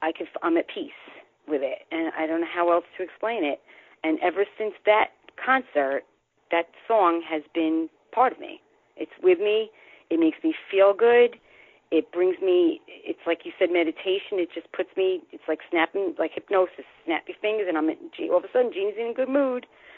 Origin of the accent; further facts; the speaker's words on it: Bronx, New York, United States; I was born in the Bronx, born and raised.